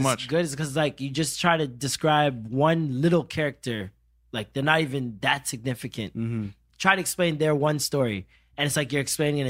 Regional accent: Jamaica; Mobay, St. Elizabeth. Portmore, like all over the place.

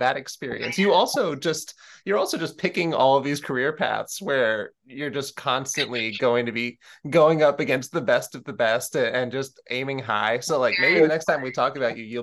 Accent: New York, United States; growing up in New York

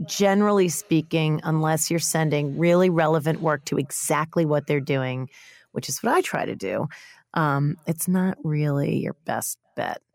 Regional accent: New York, United States; I'm a New Yorker

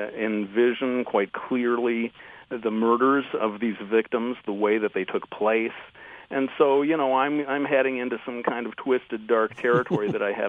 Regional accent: Detroit, Michigan, United States; Well, I fly the Motown flag as well. And you're right, I should be more proud of my native local sound.

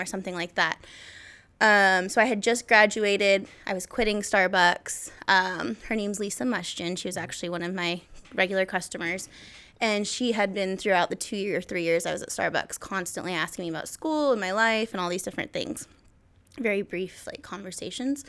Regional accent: Kelso, Washington, United States; moved away as an adult; now in Portland, United States; I'm from Kelso, Washington. Obviously, went to school with Jake

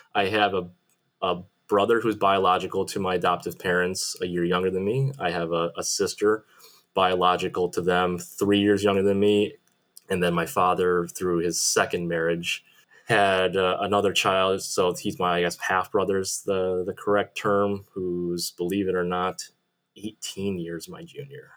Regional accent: Buffalo, New York, United States; also born or lived in Gyeongsang province, South Korea; growing up in Buffalo, you know, the Canadian border is right, right there

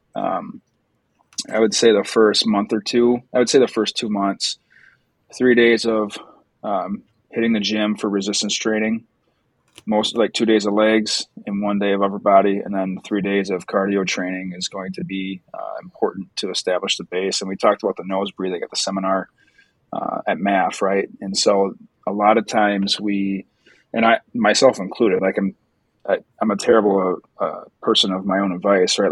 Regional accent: Wisconsin, United States; I am from Wisconsin

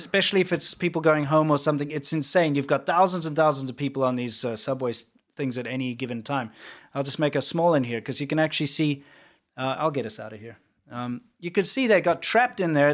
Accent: South Africa; now in United States; we say cool drink in South Africa

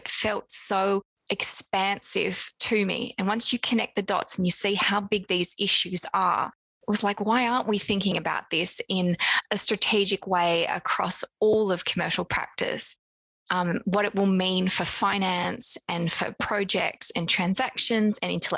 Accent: Australia; moved away as an adult; now in London, United Kingdom; you might have by now heard my accent. I'm Australian originally, but now based in London

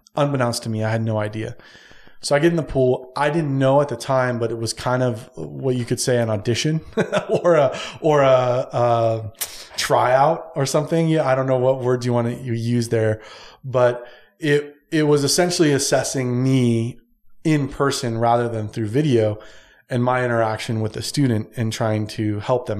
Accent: San Diego, California, United States; moved away; I'm originally from San Diego

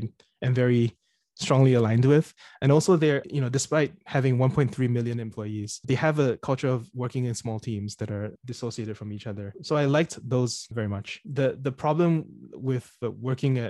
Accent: Singapore; moved away as an adult; also born or lived in United States / United Kingdom / New York City, United States; I was born and raised in Singapore

